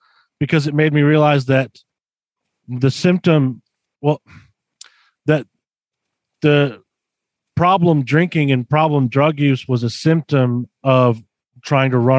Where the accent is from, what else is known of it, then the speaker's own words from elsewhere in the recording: Roswell, Georgia, United States; also born or lived in Atlanta, Georgia / Milledgeville, Georgia; I grew up in Roswell, Georgia.